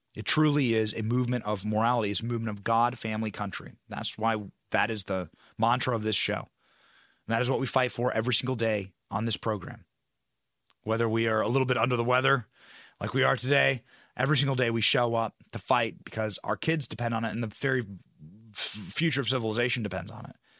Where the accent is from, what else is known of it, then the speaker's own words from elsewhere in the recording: Iowa, United States; I'm from Iowa.